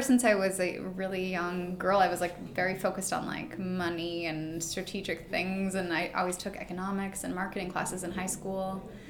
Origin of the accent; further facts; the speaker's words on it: Bloomington, Minnesota, United States; moved away as an adult; also born or lived in Russia; I'm from Bloomington, Minnesota.